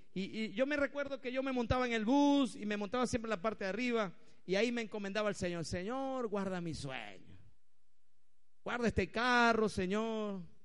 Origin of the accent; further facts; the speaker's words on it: Venezuela; Si hoy nosotros como venezolanos